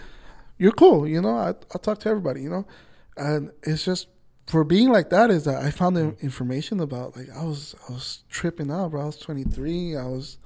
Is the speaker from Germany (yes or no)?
no; Nayarit, Mexico; I'm from Nayarit. That's where my, shout out Nayarit, shout out Coras. that's where my mom and my parents are from.